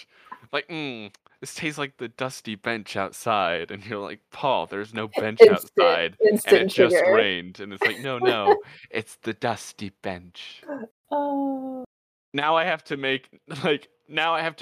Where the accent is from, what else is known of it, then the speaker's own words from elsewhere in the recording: Midwest, United States; I'm from the Midwest